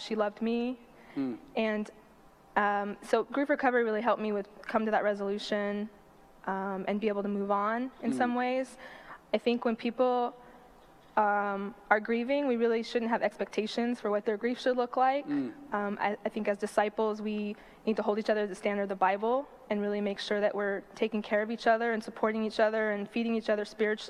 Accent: Los Angeles, California, United States; I grew up in Northridge

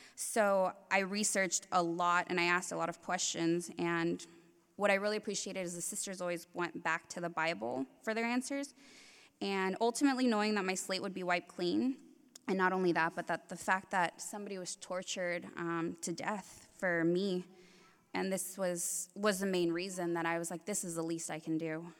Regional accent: Compton, California, United States; I was born in Compton, and I was raised in the same neighborhood as …

